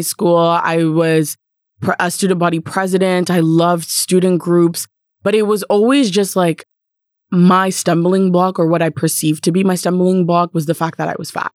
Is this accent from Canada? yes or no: yes; Canada; being Canadian